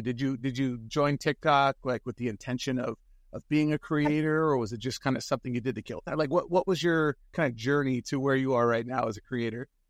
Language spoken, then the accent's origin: English; San Francisco, California, United States; I grew up in San Francisco